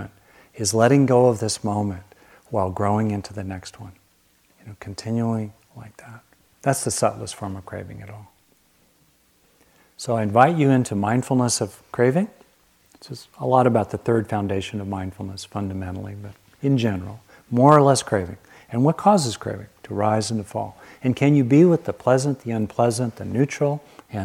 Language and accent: English; Southern California, United States; I grew up with lizards in Southern California